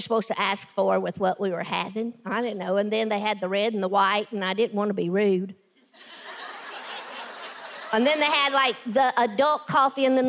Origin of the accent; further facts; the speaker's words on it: Tennessee, United States; I'm a kid from Tennessee. I grew up with, you know, very little